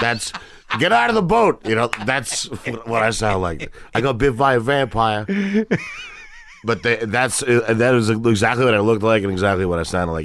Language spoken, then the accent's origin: English; New York City, New York, United States; also born or lived in Brooklyn; I was born in Brooklyn, and then it was Brooklyn and Queens, a long time in Queens.